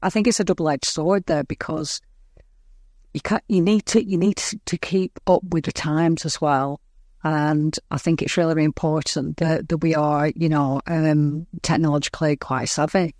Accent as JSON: {"language": "English", "area": "Lancashire", "region": "North West England", "country": "United Kingdom", "said": "I'm from England"}